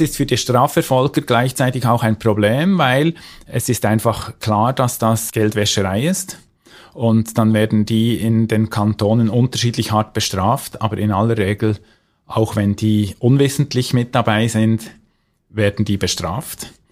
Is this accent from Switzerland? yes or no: yes; Switzerland; bei uns in der Schweiz